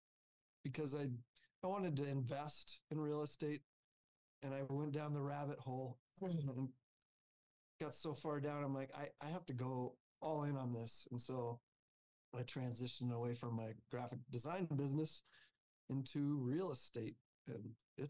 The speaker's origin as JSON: {"language": "English", "region": "Alaska", "country": "United States", "tie": "born or raised there", "moved": "as an adult", "lives_now": "Denver, United States", "said": "I grew up in Alaska. I came down to Colorado for college."}